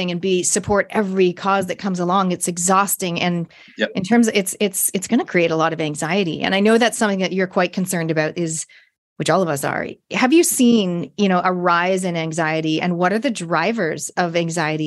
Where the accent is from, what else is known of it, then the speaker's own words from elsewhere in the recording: Toronto, Ontario, Canada; I grew up in Canada, Toronto.